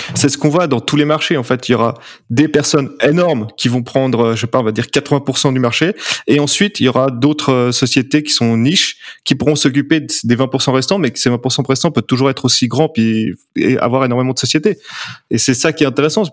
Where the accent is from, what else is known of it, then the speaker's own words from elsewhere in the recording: Geneva, Switzerland; je suis genevois